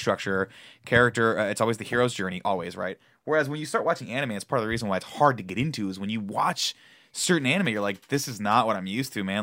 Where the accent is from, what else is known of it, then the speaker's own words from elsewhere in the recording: United States; as an American.